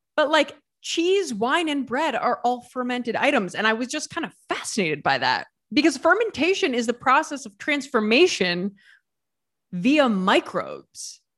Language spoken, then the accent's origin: English; Ohio, United States; moved away as an adult; also born or lived in New York City; now in Italy; I moved to New York City, like, from Ohio.